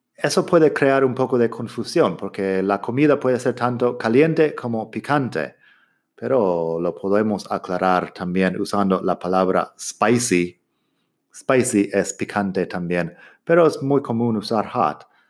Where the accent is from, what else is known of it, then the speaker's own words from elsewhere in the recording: Arizona, United States; Spanish is a second language; yo soy de Arizona y en mi desierto ahí sí que hace mucho calor